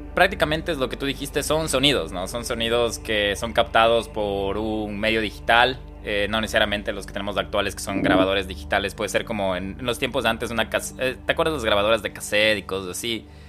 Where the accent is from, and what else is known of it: Ecuador; moved away